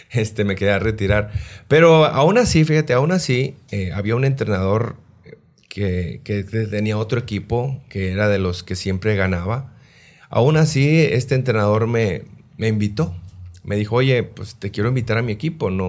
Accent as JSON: {"language": "Spanish", "town": "Los Mochis", "region": "Sinaloa", "country": "Mexico", "tie": "born or raised there", "said": "yo soy de Los moches Sinaloa nací, nací allá, aunque me registraron en Culiacán."}